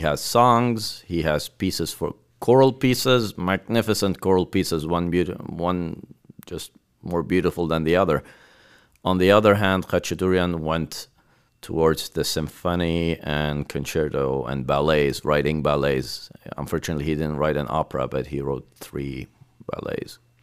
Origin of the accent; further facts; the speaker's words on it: Lebanon; also born or lived in Beirut; now in Armenia; I grew up in Lebanon